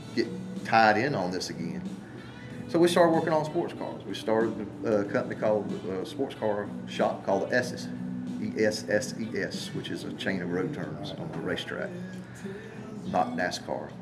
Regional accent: Charlotte, North Carolina, United States; also born or lived in Marion, North Carolina; we moved from Charlotte, North Carolina, to Marion, North Carolina

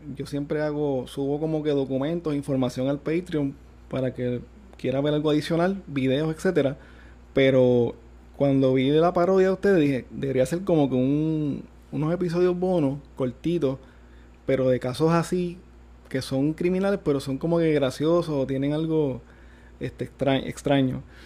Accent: Gurabo, Puerto Rico

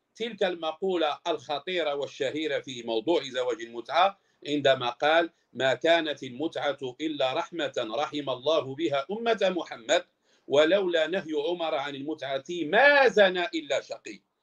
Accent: Morocco; احنا عندنا في المغرب

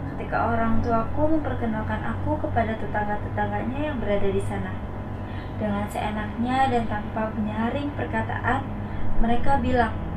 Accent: Bogor, West Java, Indonesia; Aku gadis Sunda. Orang-orang bilang seperti itu, karena aku lahir dan bisa di Bogor, Jawa Barat.

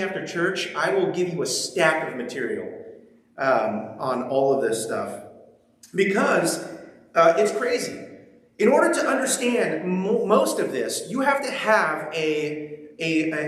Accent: Ventura, California, United States; moved away as an adult; now in Pacific Northwest, United States; we're from Ventura, so we live 30 minutes from the beach

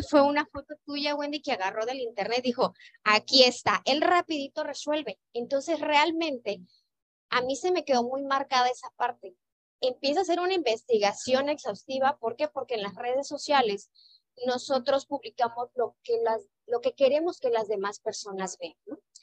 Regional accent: Sinaloa, Mexico; now in Mérida, Mexico; yo soy originaria de Sinaloa, vengo por trabajo a la ciudad de Mérida

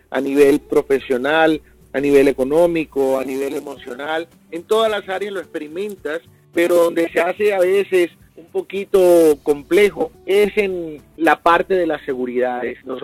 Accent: Barranquilla, Atlántico, Colombia; now in United States; Bueno, yo soy eh, de Barranquilla, Colombia. Muchos dicen que no tengo acento de costeño. Eh, de vez en cuando se me sale uno que otro eh, palabra y entonces la gente, ah, sí, sí, sí, es de la costa.

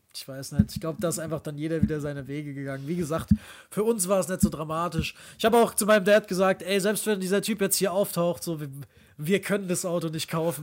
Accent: near Frankfurt, Hesse, Germany; moved away; Wir kommen ja aus der Nähe von Frankfurt ursprünglich

